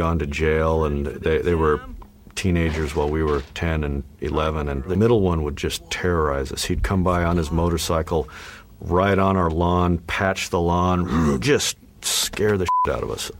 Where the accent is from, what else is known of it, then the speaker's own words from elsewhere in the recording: Albuquerque, New Mexico, United States; I grew up in Albuquerque, New Mexico